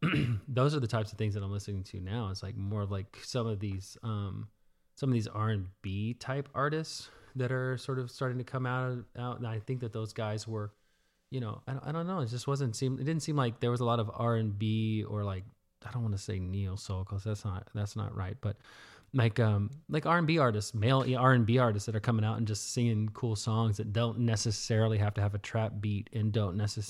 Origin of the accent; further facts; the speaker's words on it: the South, United States; And even though I grew up in the South, not necessarily in Houston, I knew that type of music existed